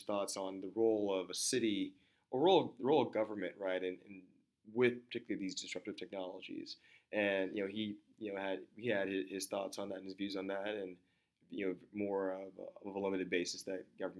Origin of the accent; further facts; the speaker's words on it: Austin, Texas, United States; growing up in Austin